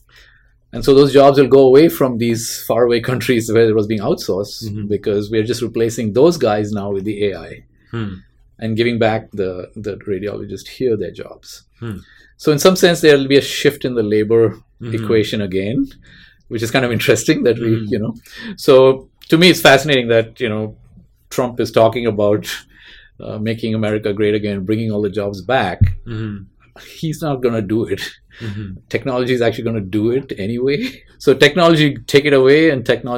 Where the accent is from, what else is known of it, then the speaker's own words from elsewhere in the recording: Mumbai, Maharashtra, India; now in Bay Area, United States; I grew up in Bombay in mm-hmm. India.